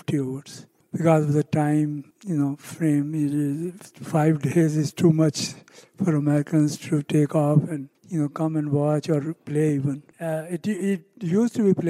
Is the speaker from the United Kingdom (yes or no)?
no; Pakistan; now in United States; I come from Pakistan. I came here at a very young age.